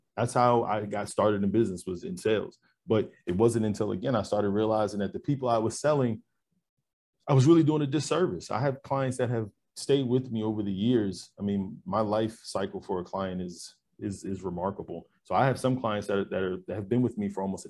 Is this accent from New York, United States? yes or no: yes; New York, United States; now in Texas, United States; I grew up in New York